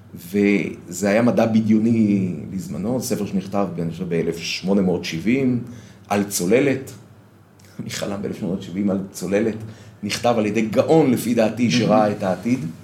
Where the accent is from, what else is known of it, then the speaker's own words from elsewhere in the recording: Bnei Brak, Tel Aviv District, Israel; moved away as an adult; now in Modi'in, Israel; אני גדלתי בציבור הדתי, אה, לאומי, בבני ברק של פעם